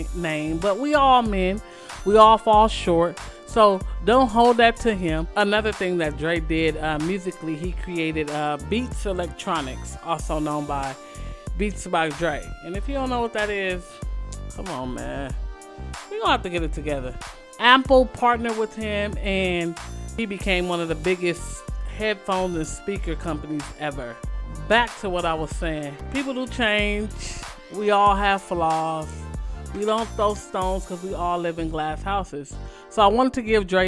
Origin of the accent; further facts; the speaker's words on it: West Coast, United States; I'm from the West Coast